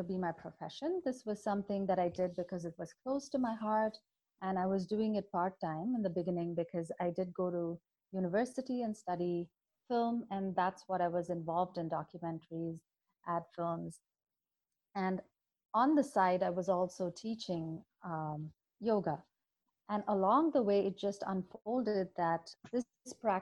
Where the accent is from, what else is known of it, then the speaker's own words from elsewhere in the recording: Chennai, Tamil Nadu, India; I was born in India, in Chennai, in South India, and my grandfather was my first guru.